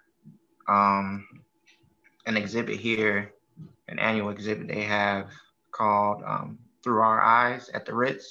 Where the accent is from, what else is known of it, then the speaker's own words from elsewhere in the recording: United States; We grew up in America